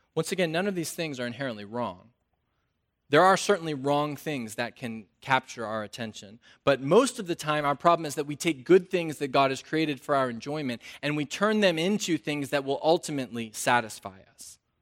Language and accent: English; North Carolina, United States; I'm from North Carolina